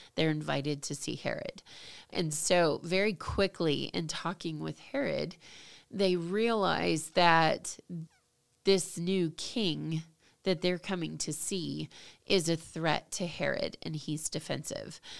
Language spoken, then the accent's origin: English; United States; as an American, as you know somebody from over here